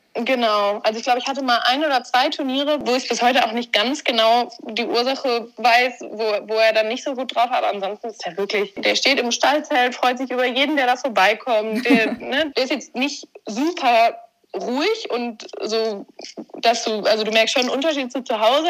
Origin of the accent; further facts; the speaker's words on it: Warendorf, North Rhine-Westphalia, Germany; ich komme aus Warndorf, bin hier aufgewachsen.